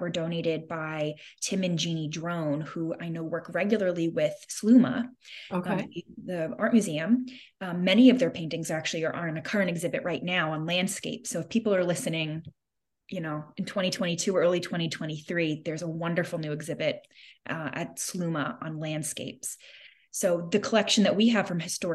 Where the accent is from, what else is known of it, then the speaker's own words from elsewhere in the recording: New York, United States; moved away as an adult; also born or lived in Illinois; now in St. Louis, United States; I was from New York and living in New York, and I wasn't exactly expecting to be moving to the Midwest